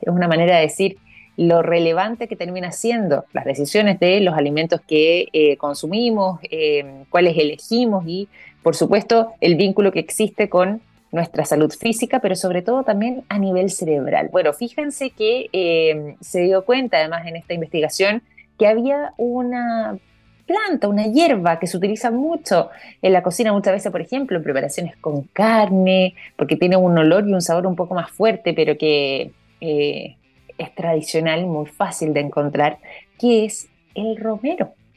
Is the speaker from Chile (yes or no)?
yes; Chile; nosotros como chilenos acá